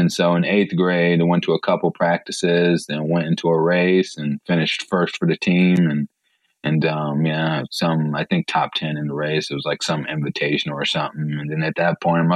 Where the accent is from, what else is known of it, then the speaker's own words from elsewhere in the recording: Three Rivers, Michigan, United States; also born or lived in Chicago Heights, Illinois; I grew up in Three Rivers, Michigan. I was born in Chicago Heights